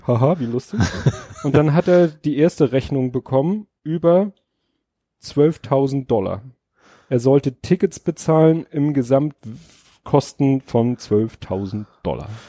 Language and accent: German; Hamburg, Germany; ich bin ja in Stalzhoop aufgewachsen